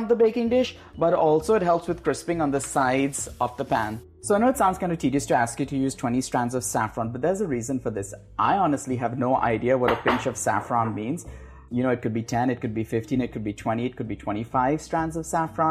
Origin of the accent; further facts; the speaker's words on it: India; also born or lived in Goa; now in California, United States; the India I grew up